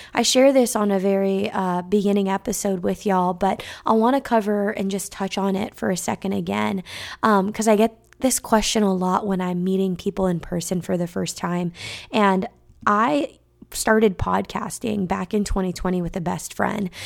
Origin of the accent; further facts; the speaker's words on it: California, United States; from California